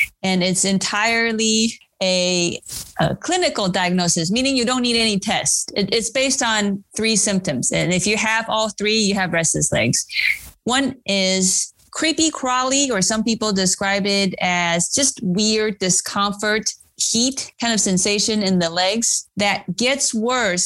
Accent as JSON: {"language": "English", "country": "Taiwan", "tie": "born or raised there", "moved": "yes", "said": "I grew up in Taiwan"}